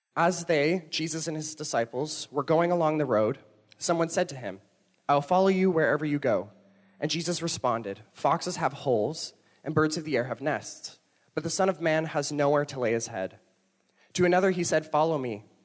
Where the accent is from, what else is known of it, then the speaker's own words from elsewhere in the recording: Toronto, Ontario, Canada; moved away; I'm not from here. I'm from Toronto, and when I moved here